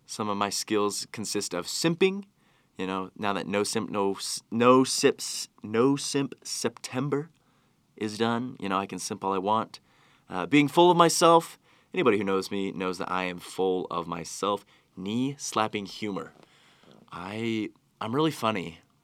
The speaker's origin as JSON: {"language": "English", "region": "Utah", "country": "United States", "tie": "born or raised there", "said": "I've grown up here in Utah"}